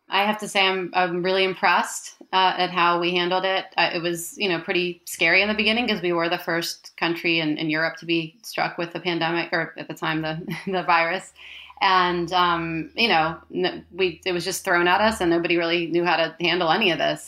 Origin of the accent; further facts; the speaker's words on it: United States; moved away as an adult; now in Florence, Italy; I am American. All of my great grandparents were born in Italy